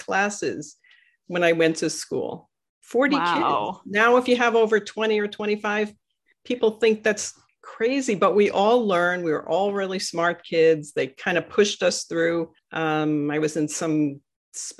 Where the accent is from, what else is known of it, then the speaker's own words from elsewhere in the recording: New York City, New York, United States; I grew up in Sheepshead Bay, Brooklyn